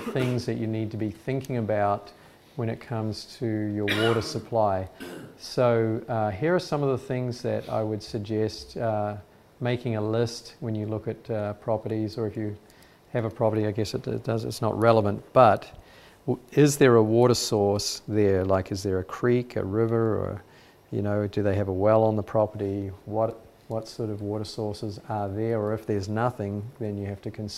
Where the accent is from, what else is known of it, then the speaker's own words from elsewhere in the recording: New Zealand; moved away; So I come from New Zealand. This is the area where I used to live